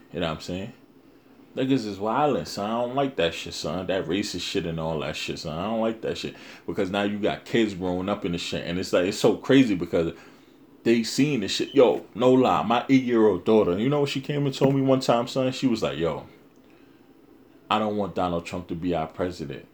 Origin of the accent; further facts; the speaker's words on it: New York City, New York, United States; that's my hometown